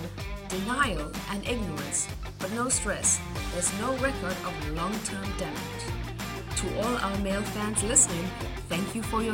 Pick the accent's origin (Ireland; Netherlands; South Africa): South Africa; my home country of South Africa